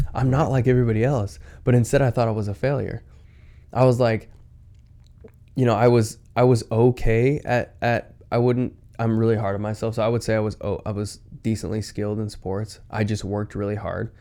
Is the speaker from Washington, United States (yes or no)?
yes; Washington, United States; I'm from Washington